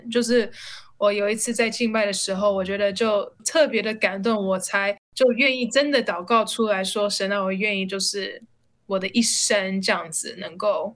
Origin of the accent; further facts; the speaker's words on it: United States; moved away as an adult; now in Taiwan; 那以前我就是在美国，我是在美国出生长大